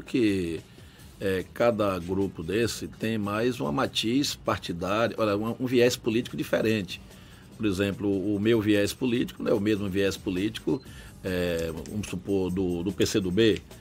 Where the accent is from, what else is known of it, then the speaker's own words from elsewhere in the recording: Salvador, Bahia, Brazil; also born or lived in Coração de Maria, Bahia; Eu tenho 61 anos de idade, vim para aqui com 9 anos de idade, estudei aqui.